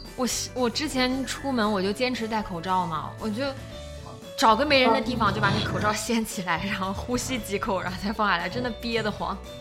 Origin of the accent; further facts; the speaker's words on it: Northeast China, China; accent: Northeastern (Dongbei); also born or lived in Tianjin; 我现在东北口音太重了